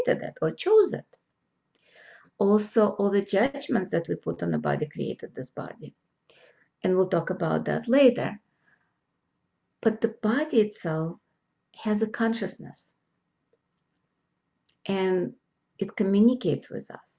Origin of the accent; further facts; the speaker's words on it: Russia; now in United States; I'm American, born in Russia, and now I know two languages, Russian and English